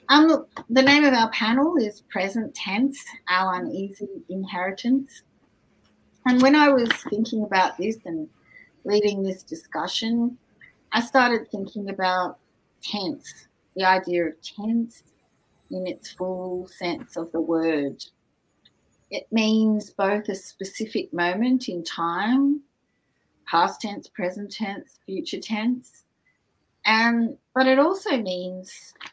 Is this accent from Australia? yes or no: yes; Wiradjuri country, Murrumbidgee River, New South Wales, Australia; now in Canberra, Australia; I belong to the Wiradjuri people um, on the Murrumbidgee River